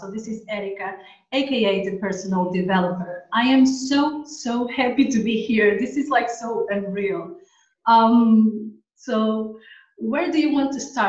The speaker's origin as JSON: {"language": "English", "country": "Portugal", "tie": "born or raised there", "also_born_or_lived": "Angola", "second_language": "English", "lives_now": "Tenerife, Spain", "said": "So basically, I was born in Angola and then my family moved to Portugal. Yeah. At the moment, I'm living in Tenerife."}